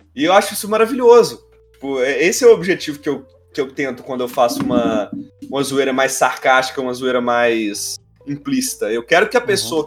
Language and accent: Portuguese; near Belo Horizonte, Minas Gerais, Brazil; Eu sou de perto de BH.